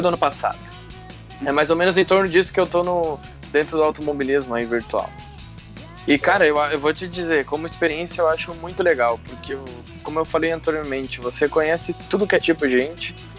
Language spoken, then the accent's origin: Portuguese; Marau, Rio Grande do Sul, Brazil; moved away as an adult; now in Passo Fundo, Brazil; sou natural da cidade de Marau, mas ó, atualmente eu moro em Passo Fundo